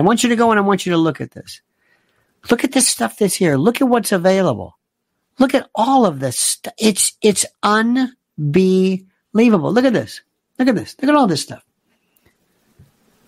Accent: United States; I'm an American

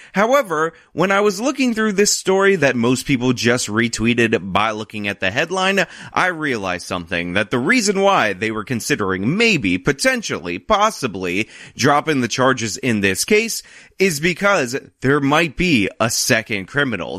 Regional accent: New York, United States; I'm a New Yorker and I live amongst a lot of New York Italians

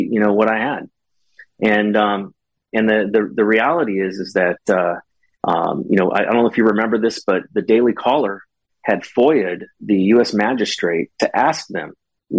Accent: California, United States; also born or lived in Japan / Hawaii / Korea / Maryland; now in West Virginia, United States; I grew up in California

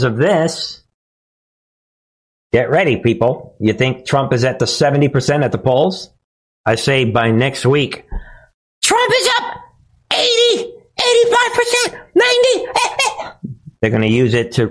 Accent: New York, United States; I'm from New York

